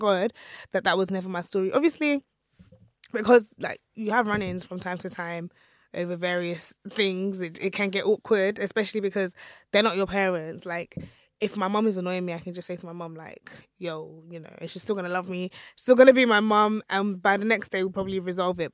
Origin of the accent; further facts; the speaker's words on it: Nigeria; my husband is Ghanaian and I'm Nigerian